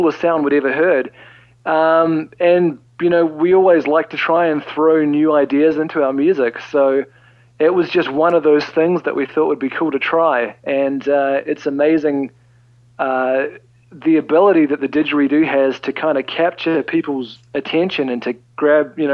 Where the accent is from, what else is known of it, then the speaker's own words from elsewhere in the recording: New Zealand; we're from New Zealand and not Australia